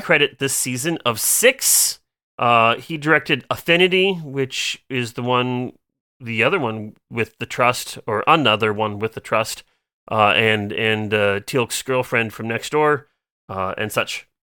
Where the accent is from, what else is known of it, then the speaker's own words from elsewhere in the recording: Iowa, United States; I'm from Iowa